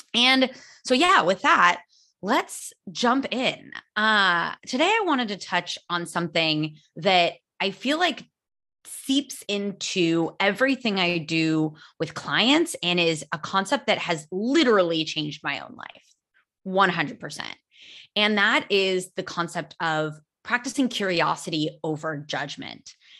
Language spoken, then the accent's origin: English; United States; first language English; now in Spain; I am American